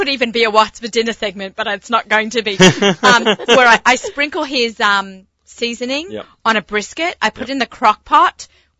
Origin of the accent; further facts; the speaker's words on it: Australia; moved away; I'm an Aussie